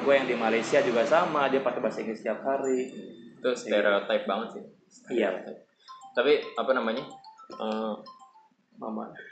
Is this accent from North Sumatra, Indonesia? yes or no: no; Sumedang, West Java, Indonesia; di daerah gue mau honor di negeri kayak saudara gue dia cuma digaji 200 ribu sebulan daerah Sumedang